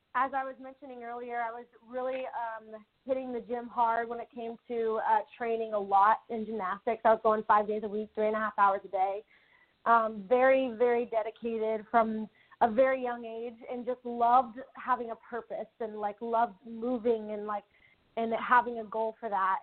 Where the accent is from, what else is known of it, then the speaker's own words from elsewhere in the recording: Newcastle, Oklahoma, United States; moved away; went back to my hometown of Newcastle, Oklahoma